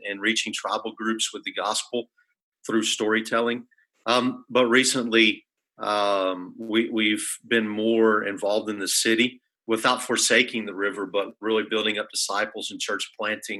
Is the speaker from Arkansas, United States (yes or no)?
yes; Arkansas, United States; moved away as an adult; now in Peru; I was born here in Arkansas. I'm a Razorback through and through